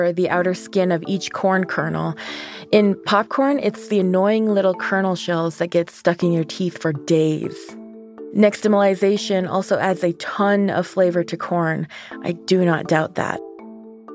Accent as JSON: {"language": "English", "region": "New Mexico", "country": "United States", "tie": "born or raised there", "said": "I grew up on the New Mexico side of the Navajo Reservation"}